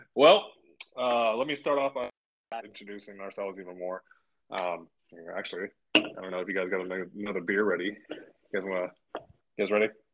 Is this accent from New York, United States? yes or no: no; the Bay Area, Northern California, United States; … and I are both from California